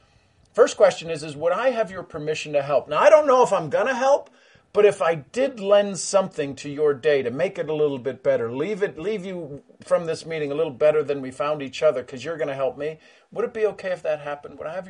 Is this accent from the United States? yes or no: no; Ireland; I'm Irish, three leaf clover, right?